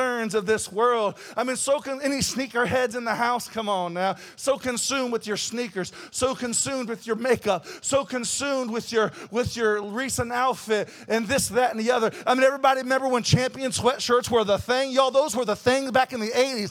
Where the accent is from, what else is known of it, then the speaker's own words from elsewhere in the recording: Kokomo, Indiana, United States; moved away; I was in line at my hometown